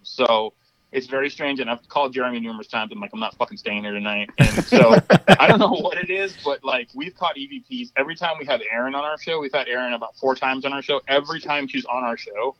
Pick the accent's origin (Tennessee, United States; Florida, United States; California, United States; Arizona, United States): Florida, United States; Miami; moved away; I'm from Miami originally. So I grew up with Cubans and Santeria and all that bullshit.